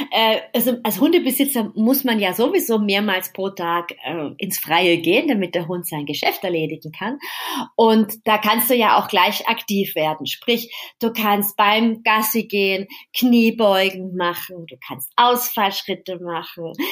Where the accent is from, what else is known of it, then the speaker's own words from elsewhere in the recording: Vienna, Austria; Genau, stimmt. Ja, genau, in meiner Heimat.